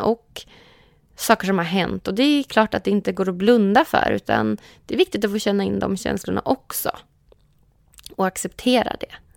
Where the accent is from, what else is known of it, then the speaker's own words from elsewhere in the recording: Umeå, Västerbotten County, Sweden; now in Stockholm, Sweden; så stor längtan hem till Umeå. Så jag försöker åka hem till Umeå